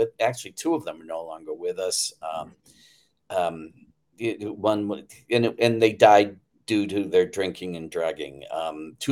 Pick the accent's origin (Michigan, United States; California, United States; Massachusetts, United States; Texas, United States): Massachusetts, United States; Attleboro; the neighborhood I grew up in Attleboro, Massachusetts at the time